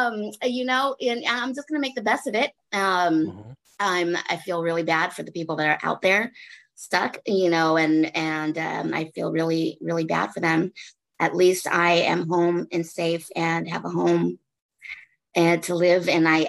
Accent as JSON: {"language": "English", "region": "California", "country": "United States", "lives_now": "Texas, United States", "said": "I'm actually stuck. I'm stuck in back home in Cali now."}